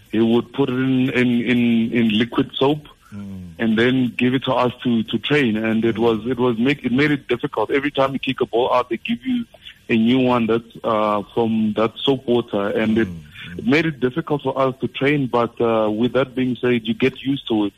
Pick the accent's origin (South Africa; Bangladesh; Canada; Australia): South Africa; we're from South Africa.